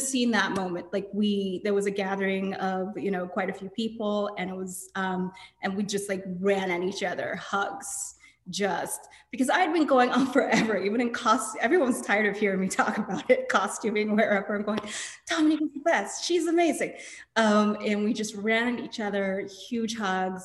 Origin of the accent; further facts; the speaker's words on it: Nigeria; I'm Nigerian